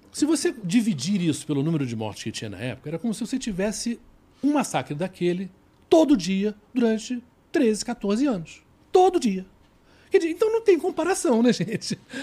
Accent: Rio de Janeiro, Brazil; eu sou do Rio

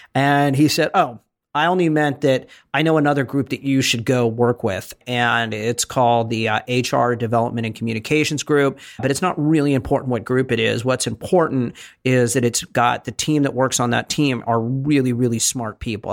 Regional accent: Bay Area, California, United States; moved away as an adult; I was from the Bay Area

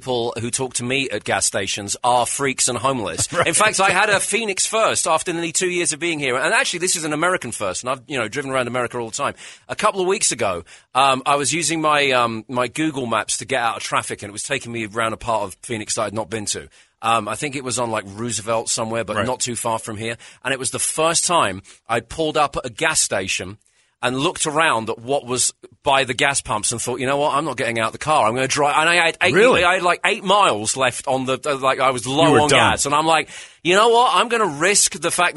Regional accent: United Kingdom; now in United States; it's great to come from Britain

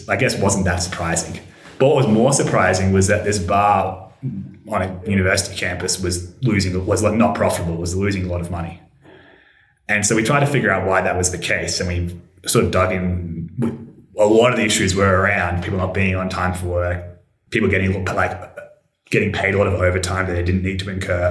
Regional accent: Australia; I'm from Australia

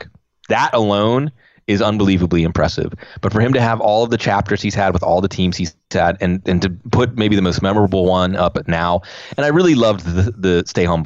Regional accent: Pittsburgh, Pennsylvania, United States; also born or lived in New Mexico; growing up in the Pittsburgh

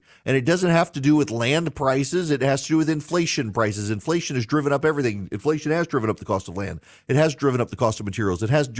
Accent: Dubai, United Arab Emirates; also born or lived in Louisiana, United States; Like I grew up in Dubai, but we would come home in the summer, and I was born in South Louisiana in plantation country

